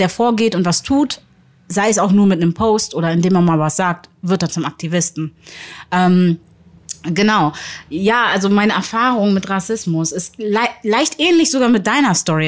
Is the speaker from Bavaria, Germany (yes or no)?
no; Hamburg, Germany; ich bin gebürtige Hamburgerin